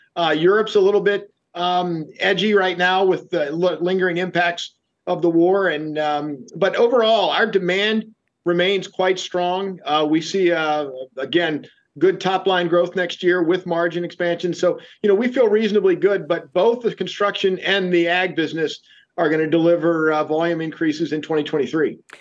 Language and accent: English; Shenandoah Valley, Virginia, United States; I grew up in the Shenandoah Valley of Virginia, so I've been around this equipment all my life